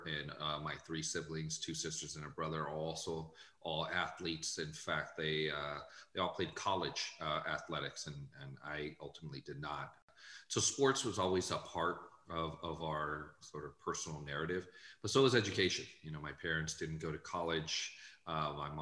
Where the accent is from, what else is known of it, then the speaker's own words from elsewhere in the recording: San Jose, California, United States; also born or lived in Guadalajara, Mexico; now in Arizona, United States; I left when I was five, and really I grew up in San Jose